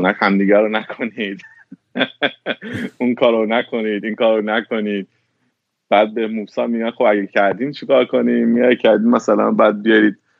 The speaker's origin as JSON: {"language": "Persian", "country": "Iran", "moved": "yes", "lives_now": "United States", "said": "من وقتی از ایران اومدم بیرون اومدم آمریکا"}